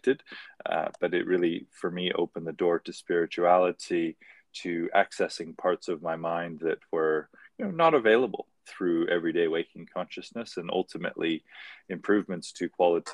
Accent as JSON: {"language": "English", "area": "Maui", "region": "Hawaii", "country": "United States", "tie": "born or raised there", "also_born_or_lived": "Hong Kong", "moved": "yes", "said": "I grew up on Maui in Hawaii"}